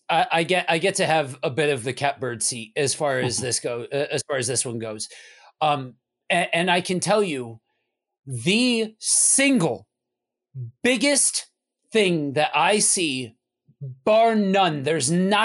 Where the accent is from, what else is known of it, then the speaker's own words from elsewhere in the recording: East Coast, United States; I'm from the East Coast